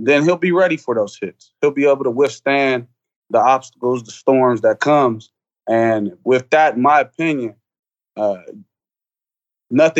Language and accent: English; Columbus, Ohio, United States; born and raised Columbus, Ohio.